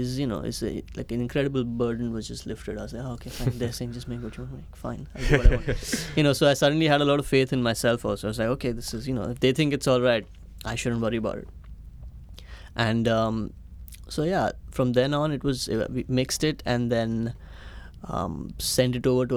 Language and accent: English; India; moved away as an adult; also born or lived in United States / Chennai, India; now in London, United Kingdom; I was born in the US, but my parents decided to move back to India